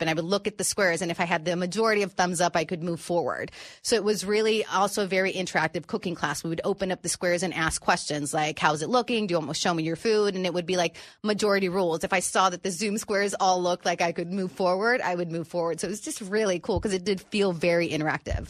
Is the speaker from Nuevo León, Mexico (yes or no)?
no; Tijuana, Baja California, Mexico; also born or lived in San Diego, California, United States; I grew up living in Tijuana.